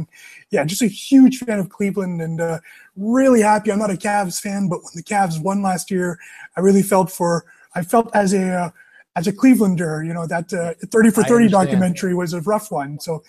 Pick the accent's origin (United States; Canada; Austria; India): Canada; Rockland, Ontario; now in Ottawa, Canada; in Rockland, my hometown, my actual hometown.